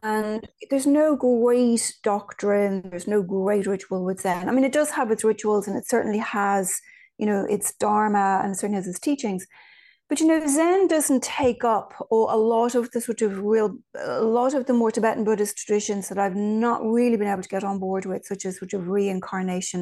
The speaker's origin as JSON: {"language": "English", "country": "Ireland", "tie": "born or raised there", "also_born_or_lived": "Virginia", "moved": "yes", "said": "I was raised in Ireland"}